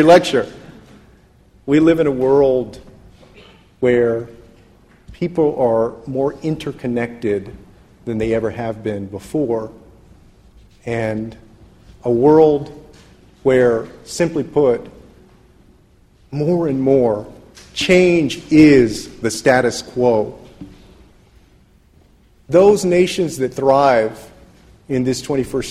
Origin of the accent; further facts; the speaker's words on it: San Antonio, Texas, United States; I grew up in San Antonio, Texas